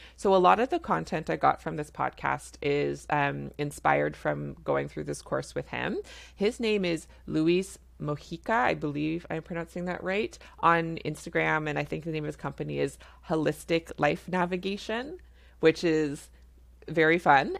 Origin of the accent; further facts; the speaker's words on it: Canada; I'm a Canadian family physician